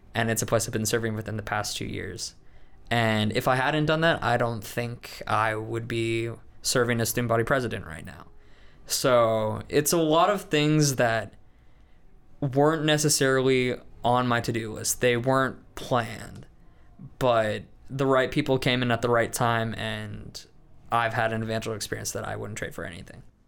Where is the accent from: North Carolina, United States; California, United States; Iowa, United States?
Iowa, United States; Des Moines; moved away; I'm from Des Moines, Iowa